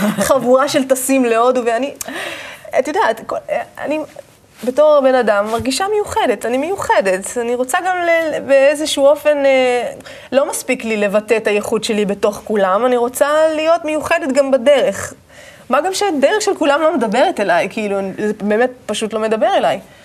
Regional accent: Manara, Northern District, Israel; moved away; also born or lived in Ashdod; גדלתי בקיבוץ מנרה, שזה קודם כל אה, קיבוץ שנמצא ממש אה, בגבול הצפון

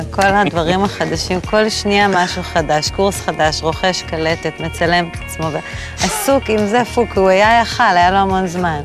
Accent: Jerusalem, Jerusalem District, Israel; also born or lived in Tel Aviv; now in Tzukim, Israel; נולדתי בתל אביב. עברנו מתל אביב אה, בגיל שבע, הגעתי לירושלים. הייתי כזו פריקית ירושלמית

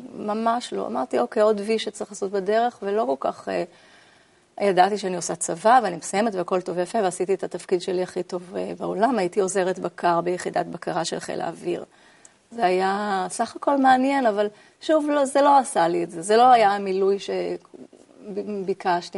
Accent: Ramat HaSharon, Tel Aviv District, Israel; גדלתי ברמת השרון, נולדתי ברמת גן. ובגיל שנתיים עברתי לגור ברמת השרון

